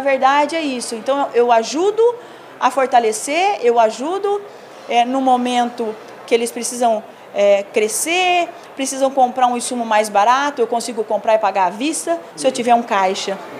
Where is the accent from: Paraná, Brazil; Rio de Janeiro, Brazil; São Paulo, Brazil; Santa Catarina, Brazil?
São Paulo, Brazil; São José do Rio Preto; moved away as an adult; voltei para casa, que eu sou do interior de São Paulo, sou de São José do Rio Preto